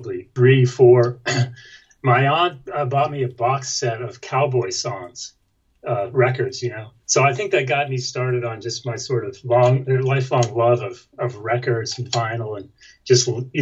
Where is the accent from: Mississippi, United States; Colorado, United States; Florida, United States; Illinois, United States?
Florida, United States; also born or lived in New York; we moved to Florida where I grew up. I was born in New York, family moved to Florida, and I grew up there, went to school there